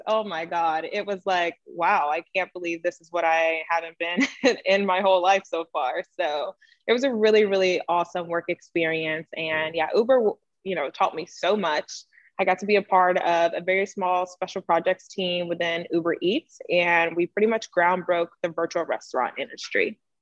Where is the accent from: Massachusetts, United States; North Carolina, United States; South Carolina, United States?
North Carolina, United States; now in Los Angeles, United States; I am originally from North Carolina and currently now located in Los Angeles, California